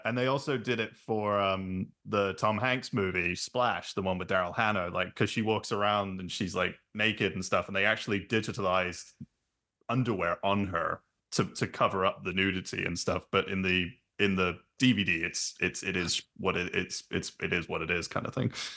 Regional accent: London, United Kingdom; when we were growing up in London. I think it was the um, because we grew we grew up in Clapham

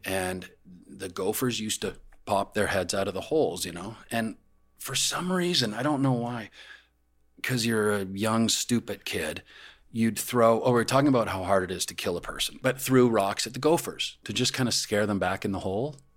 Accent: Calgary, Alberta, Canada; moved away; I grew up in Calgary. Calgary, my you know my family still lives there.

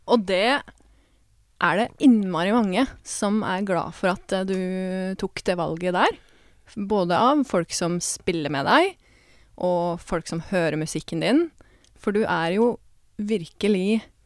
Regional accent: Porsgrunn, Telemark, Norway; now in Oslo, Norway

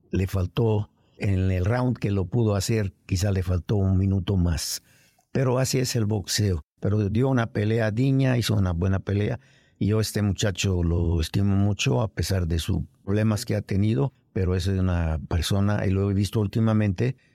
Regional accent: Naples, Campania, Italy; moved away as an adult; now in Mexico City, Mexico; yo soy nacido en, en Italia, en Nápoles.

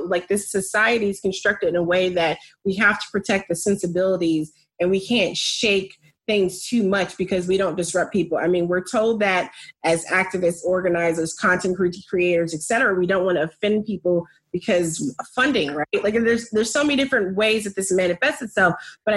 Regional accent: United States; living here, growing up in America, raising Black children in America

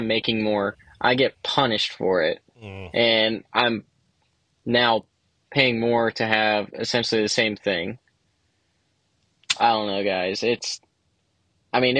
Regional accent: Florida, United States; I'm from Florida, greatest state in the U.S.

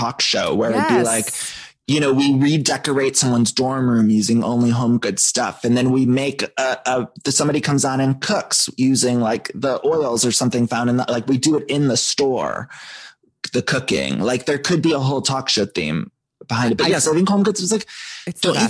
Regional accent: Ohio, United States; now in Los Angeles, United States; I'm from Ohio

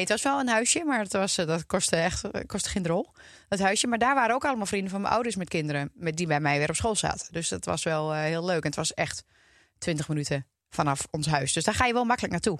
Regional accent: Twente, Overijssel, Netherlands; now in Loosdrecht, Netherlands; Ik kom uit Twente

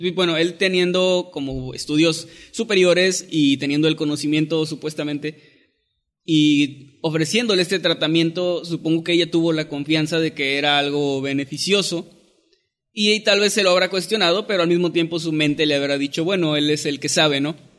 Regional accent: northern Mexico, Mexico; soy obviamente norteño

